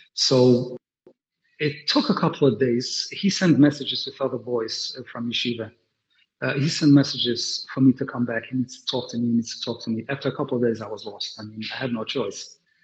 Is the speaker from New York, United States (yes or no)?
yes; New York City, New York, United States; also born or lived in London; I grew up in Brooklyn, like I said before, and Williamsburg, to be specific. I'm a Willie boy.